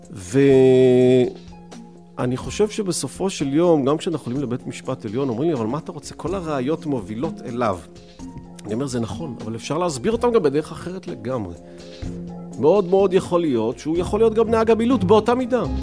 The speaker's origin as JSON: {"language": "Hebrew", "town": "Rishon LeZion", "region": "Central District", "country": "Israel", "tie": "born or raised there", "said": "אני אגב לא גדלתי בשכונה הזאת, ההורים שלי היו גרושים, אני גדלתי עם אבא שלי בראשון לציון"}